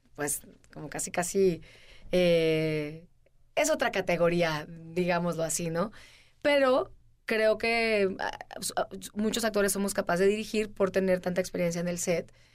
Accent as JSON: {"language": "Spanish", "region": "Veracruz", "country": "Mexico", "moved": "yes", "said": "yo empecé haciendo televisión y, este, salí de Veracruz"}